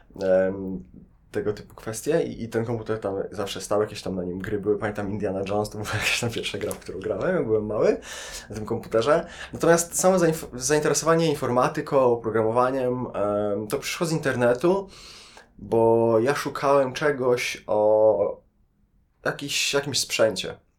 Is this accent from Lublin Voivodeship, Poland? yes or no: yes; Lublin, Lublin Voivodeship, Poland; moved away as an adult; now in Warsaw, Poland; Ja generalnie nie jestem z Warszawy, jestem z Lublina.